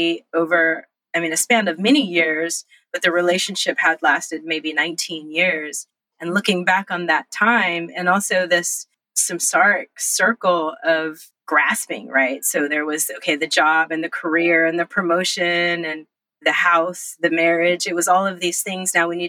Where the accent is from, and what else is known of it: Los Angeles, California, United States; born or raised there; also born or lived in Monterey Bay